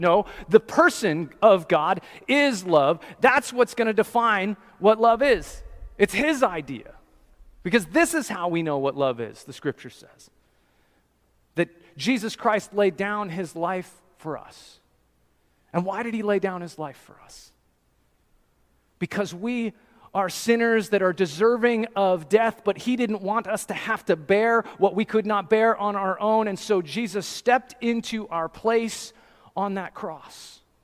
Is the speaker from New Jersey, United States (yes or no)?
yes; New Jersey, United States; I'm from New Jersey in America